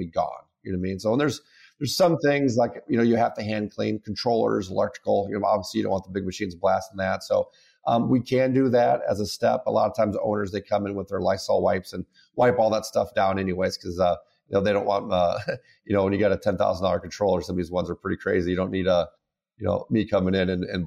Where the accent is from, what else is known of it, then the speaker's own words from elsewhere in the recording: Carroll, Iowa, United States; I'm from Carroll, Iowa.